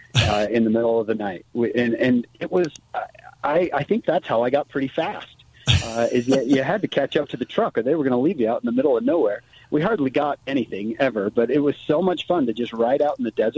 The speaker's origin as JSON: {"language": "English", "town": "St. George", "region": "Utah", "country": "United States", "tie": "born or raised there", "moved": "as an adult", "lives_now": "northern Utah, United States", "said": "my time in the 80s and 90s growing up in St. George"}